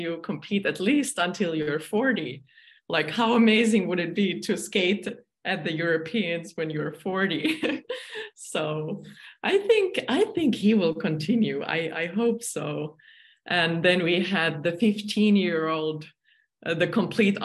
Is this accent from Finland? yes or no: yes; Finland; my home country, Finland